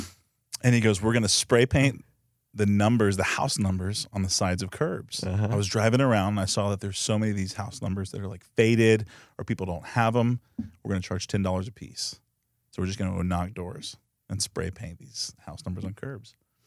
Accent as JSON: {"language": "English", "town": "Coppell", "region": "Texas", "country": "United States", "said": "In Coppell."}